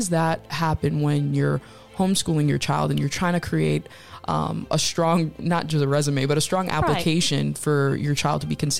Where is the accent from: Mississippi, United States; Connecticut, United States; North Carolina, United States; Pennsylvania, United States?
Connecticut, United States; I grew up in Connecticut.